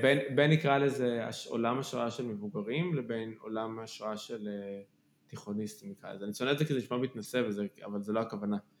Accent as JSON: {"language": "Hebrew", "town": "Kfar Saba", "region": "Central District", "country": "Israel", "tie": "born or raised there", "said": "אני גדלתי בכפר סבא"}